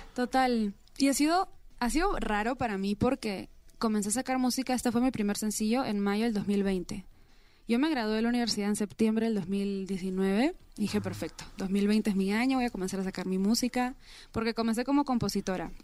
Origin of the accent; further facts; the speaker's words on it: Peru; moved away; soy peruana